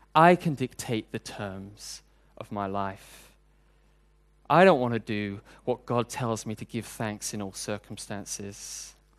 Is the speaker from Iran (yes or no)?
no; United Kingdom; now in Hong Kong; I'm British, and queuing is a national sport